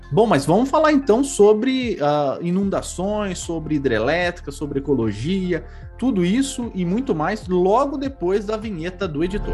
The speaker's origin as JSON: {"language": "Portuguese", "region": "São Paulo", "country": "Brazil", "tie": "born or raised there", "said": "eu fui criado aqui em São Paulo"}